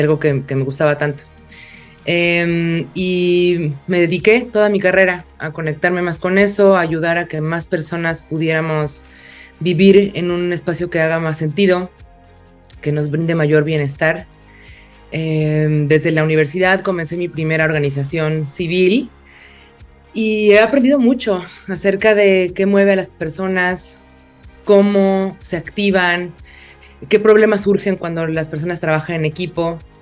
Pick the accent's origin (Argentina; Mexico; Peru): Mexico; Mexico City; yo crecí en una ciudad, en la Ciudad de México